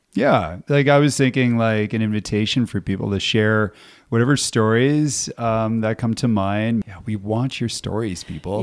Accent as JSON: {"language": "English", "region": "Ontario", "country": "Canada", "moved": "yes", "lives_now": "Whitehorse, Canada", "said": "I'm from Ontario"}